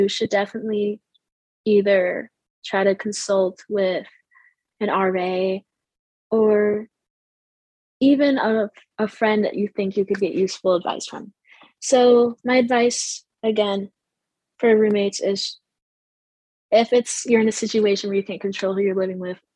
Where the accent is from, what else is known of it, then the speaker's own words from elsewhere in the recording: New York, United States; moved away as an adult; I'm from New York, so I moved here once I got accepted